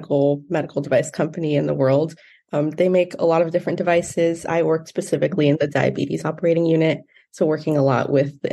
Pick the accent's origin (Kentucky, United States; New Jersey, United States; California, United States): California, United States; Montebello; I'm from Montebello, California, so about a 20-minute drive from campus.